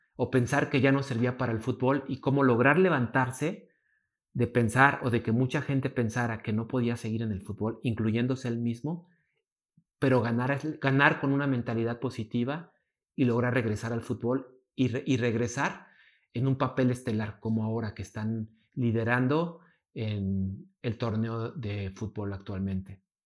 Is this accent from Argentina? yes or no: no; Mexico; como mexicanos